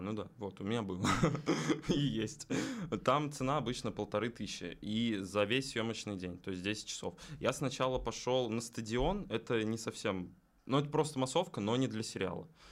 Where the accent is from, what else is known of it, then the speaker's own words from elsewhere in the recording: Dzerzhinsk, Russia; moved away; Я из Дзержинска